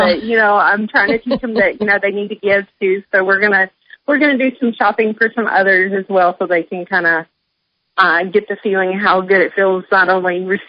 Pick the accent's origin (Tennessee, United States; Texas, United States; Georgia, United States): Tennessee, United States; Nashville; now in Papillion, United States; Tennessee, yeah. We're from Nashville.